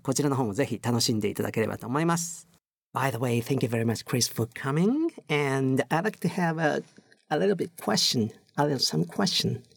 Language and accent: Japanese; Japan; 我々日本人